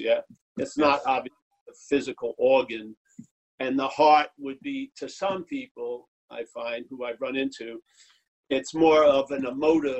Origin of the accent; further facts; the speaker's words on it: New York City, New York, United States; I'm from Eastern traditions, New York City